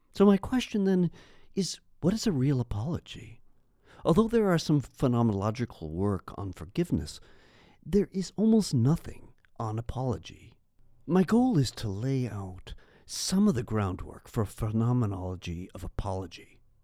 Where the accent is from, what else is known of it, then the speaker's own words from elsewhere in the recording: Canada; As a Canadian